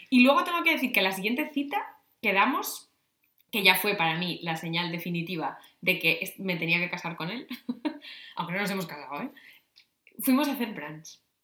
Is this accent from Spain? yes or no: yes; Navia, Asturias, Spain; Navia, mi pueblo